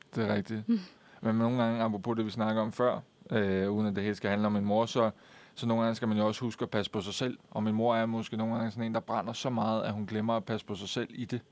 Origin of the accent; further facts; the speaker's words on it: Køge, Zealand, Denmark; jeg kommer fra Køge